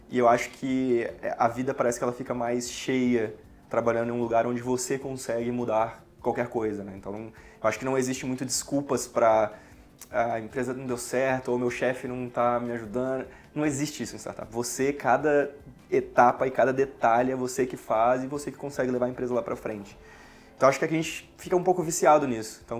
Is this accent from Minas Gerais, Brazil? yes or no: yes; Diamantina, Minas Gerais, Brazil; moved away as an adult; É, bom, eu sou de Diamantina, né, nascido e criado. É, até os meus 18 anos eu estava lá e eu queria fazer alguma coisa diferente.